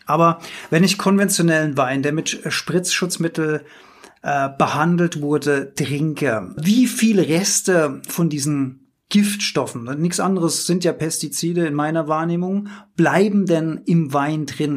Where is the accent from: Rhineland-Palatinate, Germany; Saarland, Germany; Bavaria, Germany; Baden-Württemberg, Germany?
Rhineland-Palatinate, Germany; Rheinhessen; Die andere Stimme in mir ist der reuhessische Genießer. Ich bin ja hier in Weinbergen sozusagen aufgewachsen